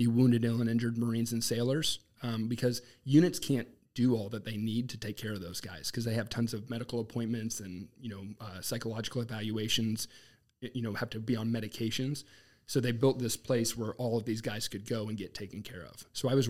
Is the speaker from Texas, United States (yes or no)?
no; Lawrence, Massachusetts, United States; also born or lived in Boston; now in North Kansas City, United States; I grew up in Lawrence, Massachusetts.